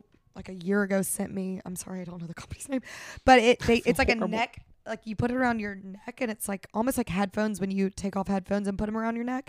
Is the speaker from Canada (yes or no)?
no; Australia; We're Australian because I'll say no.